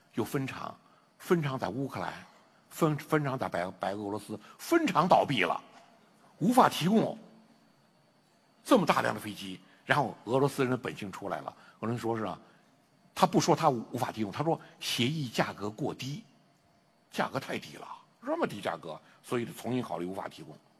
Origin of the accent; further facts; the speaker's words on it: Henan, China; 也是我们河南人